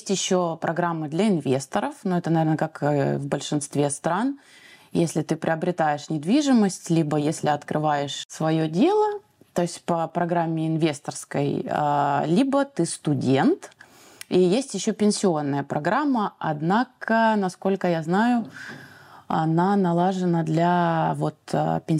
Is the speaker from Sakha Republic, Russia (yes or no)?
no; Moscow, Russia; moved away as an adult; now in Tunisia; Я сама родом из Москвы.